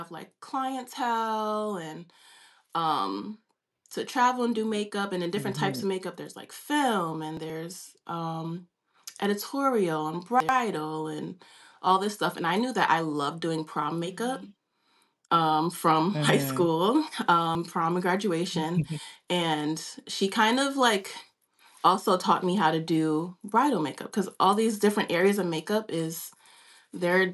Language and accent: English; New York City, New York, United States; I grew up in Harlem, New York